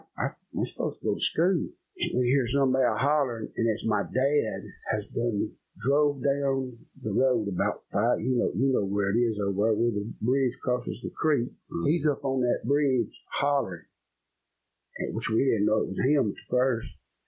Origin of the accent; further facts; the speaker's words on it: Virginia, United States; We're originally from Virginia.